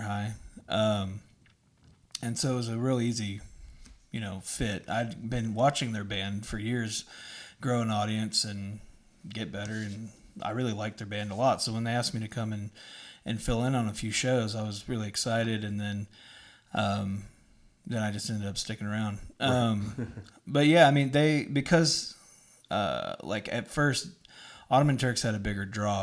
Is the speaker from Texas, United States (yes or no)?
yes; Dallas, Texas, United States; I grew up in Dallas. I'm a singer-songwriter from Dallas, Texas